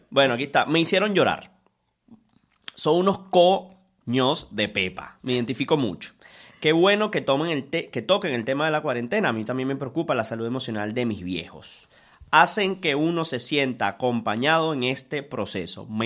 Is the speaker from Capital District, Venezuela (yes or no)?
yes; Caracas, Capital District, Venezuela; soy de Caracas soy de Katia, del manicomio.